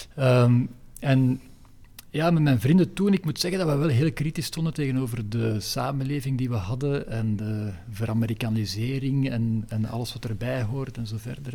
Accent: Leuven, Flanders, Belgium; moved away as an adult; now in Antwerp, Belgium; Ik ben geboren in Leuven en daar ook opgegroeid

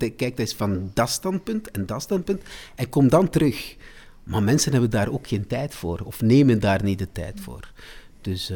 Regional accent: De Klinge, Flanders, Belgium; also born or lived in Salvador da Bahia, Brazil; dat is eigenlijk mijn, mijn, mijn, mijn dorp waar ik ben opgegroeid. Dat is in De Klingen, in het Waasland.

